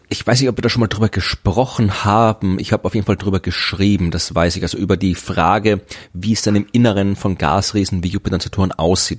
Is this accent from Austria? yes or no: yes; Krems an der Donau, Lower Austria, Austria; moved away; meine alte Heimatstadt war, nämlich Krems